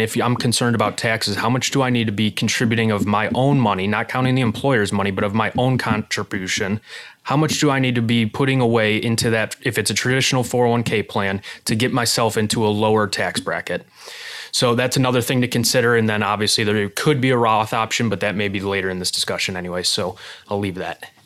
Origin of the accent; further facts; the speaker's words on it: Illinois, United States; moved away as an adult; now in Arizona, United States; I grew up in Illinois